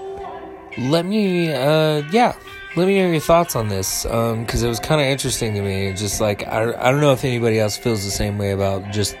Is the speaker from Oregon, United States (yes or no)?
no; Northern Nevada, United States; I'm from Northern Nevada